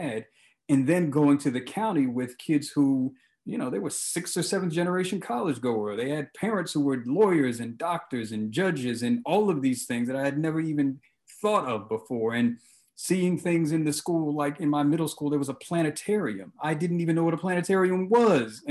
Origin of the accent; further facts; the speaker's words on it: Baltimore, Maryland, United States; I grew up in Baltimore City, and I grew up with my mother and kind of this extended family with aunts and grandparents